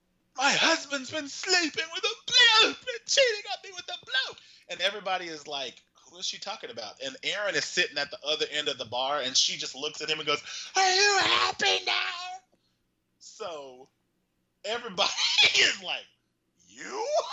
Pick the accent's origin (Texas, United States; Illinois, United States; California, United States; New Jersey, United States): Texas, United States; moved away; when I was a poor kid growing up in Texas